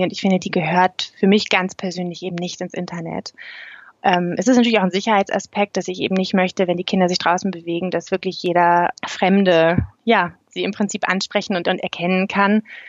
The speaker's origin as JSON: {"language": "German", "area": "East Frisia", "region": "Lower Saxony", "country": "Germany", "also_born_or_lived": "Berlin", "moved": "as an adult", "lives_now": "Canton of Zurich, Switzerland", "said": "ursprünglich kommen mein Mann und ich aus Ostfriesland"}